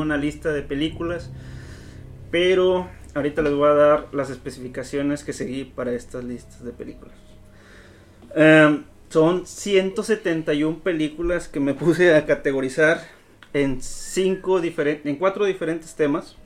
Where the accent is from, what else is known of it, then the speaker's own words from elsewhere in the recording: Mexico; somos mexicanos